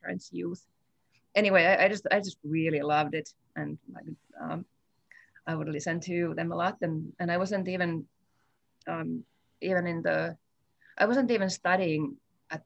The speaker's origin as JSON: {"language": "English", "region": "northern Finland", "country": "Finland", "tie": "born or raised there", "also_born_or_lived": "Helsinki, Finland", "moved": "as an adult", "lives_now": "Fairbanks, United States", "said": "I'm originally from Finland. I grew up in northern Finland, bordering the traditional lands of the indigenous Sami people"}